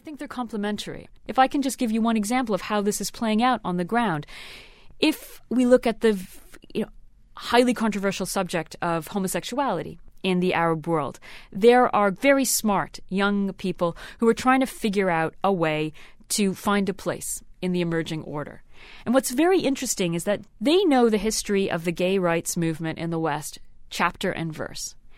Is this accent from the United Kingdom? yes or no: no; Canada; I grew up in Canada